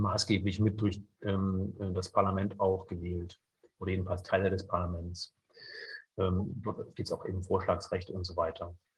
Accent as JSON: {"language": "German", "area": "near Leipzig", "region": "Saxony", "country": "Germany", "tie": "born or raised there", "also_born_or_lived": "Bayreuth", "moved": "as an adult", "said": "bin in der Nähe von Leipzig geboren, habe dort Jura studiert"}